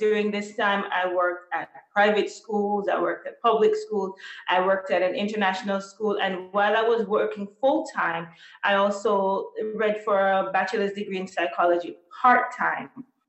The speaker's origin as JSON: {"language": "English", "country": "Jamaica", "tie": "born or raised there", "also_born_or_lived": "North Carolina, United States / Västernorrland, Sweden", "moved": "as an adult", "lives_now": "Sweden", "said": "I was born and raised in Jamaica. I received most of my education in Jamaica."}